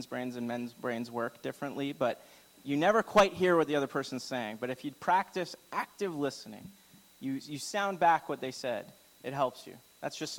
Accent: Alberta, Canada; I'm from Alberta

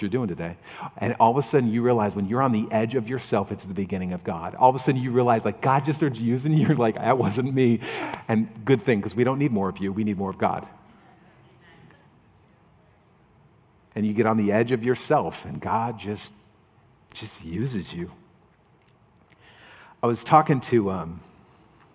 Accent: United States; I'm an American Christian

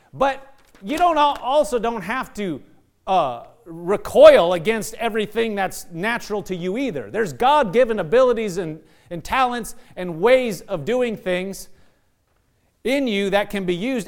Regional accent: Nebraska, United States; moved away; I'm from Nebraska.

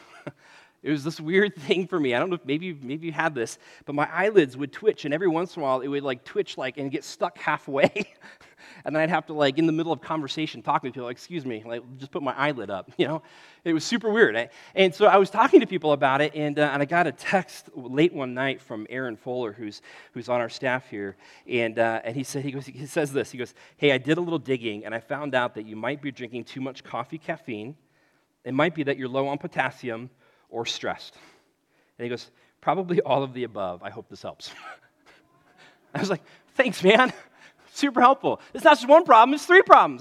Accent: United States; being an American

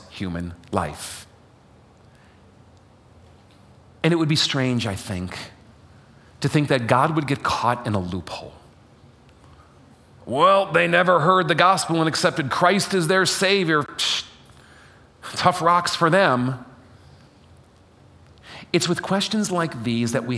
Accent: Chicago, Illinois, United States; moved away; I am from Chicago, even though I don't live in Chicago now.

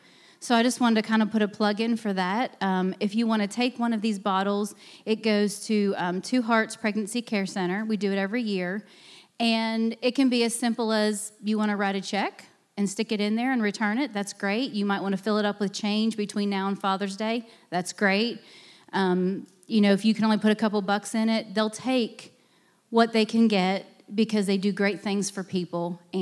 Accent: Pennsylvania, United States; moved away; I grew up in Pennsylvania. I am a northerner. I am proud of it.

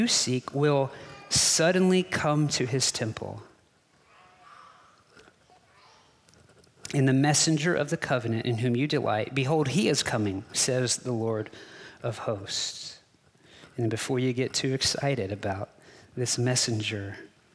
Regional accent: Texas, United States; I'm a Texan

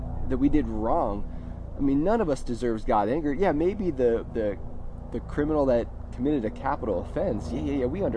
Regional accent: United States; we as American Christians are so focused on what we're going to wear to church on Easter

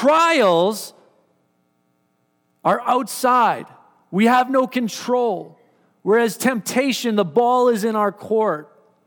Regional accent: Surrey, British Columbia, Canada; now in Powell River, Canada; I come from the city. I've only been here for about 16 months. And so I come from Surrey, where we like to drive.

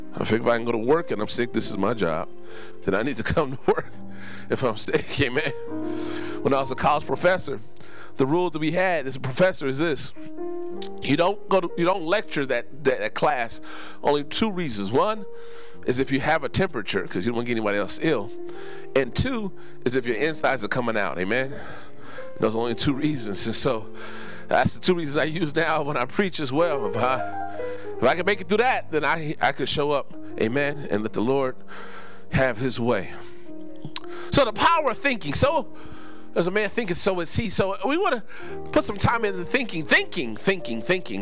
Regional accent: West Coast, United States; growing up on the West Coast

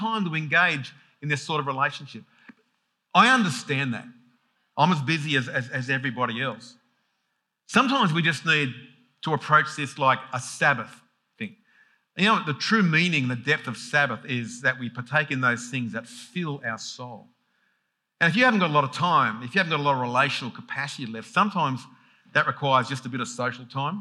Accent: Sydney, New South Wales, Australia; when I grew up in Sydney, even Sydney, 4 million people, I knew my street.

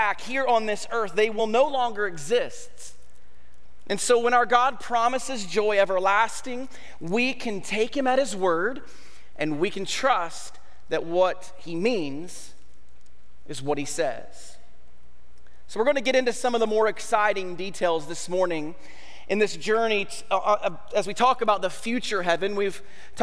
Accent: United States; as an American society

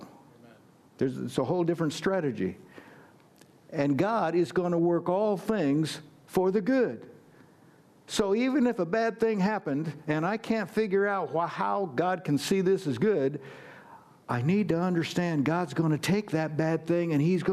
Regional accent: United States; I'm an American

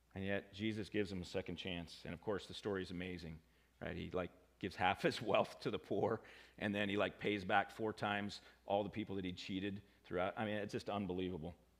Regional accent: United States; I'm an American

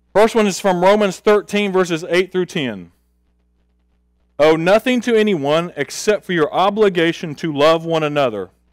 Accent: Augusta, Georgia, United States; also born or lived in Tulsa, Oklahoma; I was born in Tulsa, Oklahoma. When we were two, we moved to Augusta, Georgia.

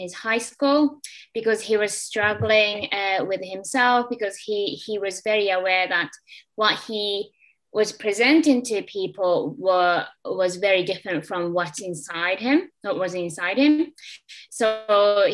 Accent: Japan; moved away as an adult; now in Liverpool, United Kingdom; I'm from Japan, and I originally came to Liverpool about, I don't know, when I was 23 years old

